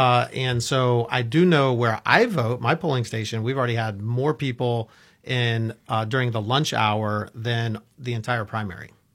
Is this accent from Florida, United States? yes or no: yes; Orlando, Florida, United States; I grew up in Orlando